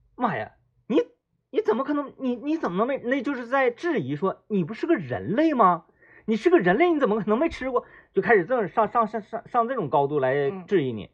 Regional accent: Meihekou, Jilin, China; moved away as an adult; now in Changchun, China; 我离开了梅河口，来到长春那个工作之后

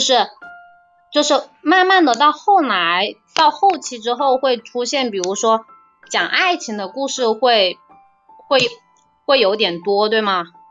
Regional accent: Changsha, Hunan, China; 我来自湖南长沙

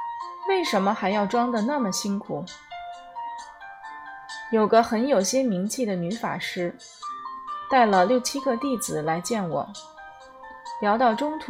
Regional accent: China; 那我们中国人其实心里高兴的不得了，表面还在没有啦，没有啦，假装谦虚。

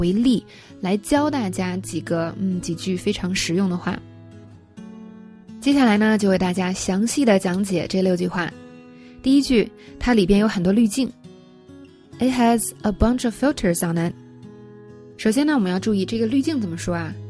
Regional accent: China; 我们中国人说 U G G

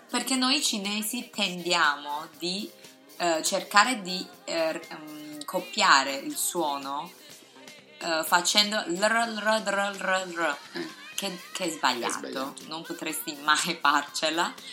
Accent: Taiwan; Italian is a second language; now in Shanghai, China; io sono cinese di Taiwan

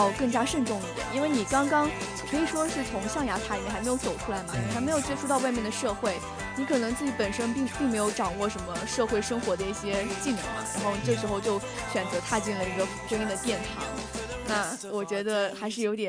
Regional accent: China; 我们中国人可能有些年轻

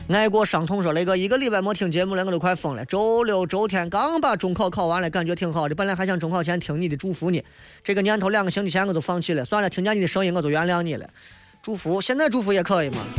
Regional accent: Shaanxi, China; 作为陕西人

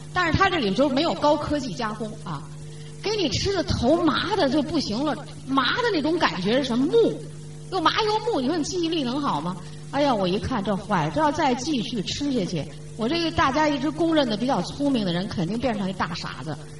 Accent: China; 这就是我们中国人的特点

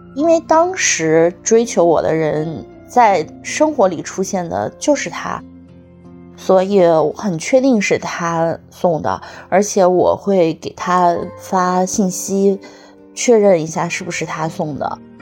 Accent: Sichuan, China; now in Beijing, China; 我是四川人，今年三十五岁，生活在北京，目前从事的职业是品牌营销

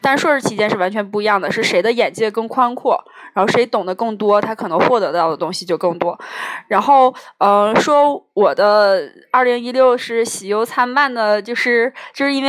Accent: China; 因为我们中国人还是要要算那个农历的新年嘛

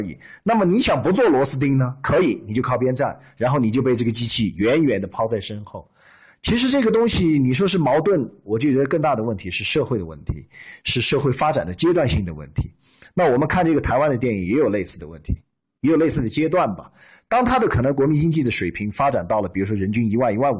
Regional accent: China; 如果用我们中国人的一句话，

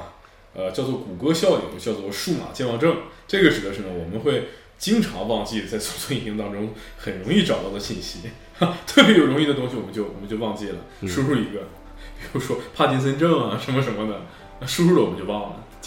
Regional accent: China; 这是深植我们中国人心中的一种呃传统的一种观念

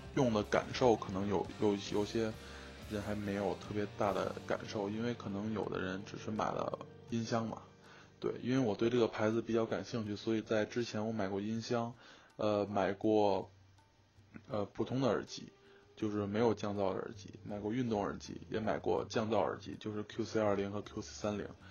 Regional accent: Beijing, China; moved away as an adult; 作为一个北京人

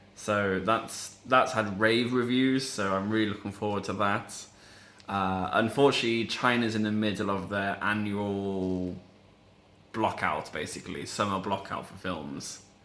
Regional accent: England, United Kingdom; moved away; I grew up in like a middle class England

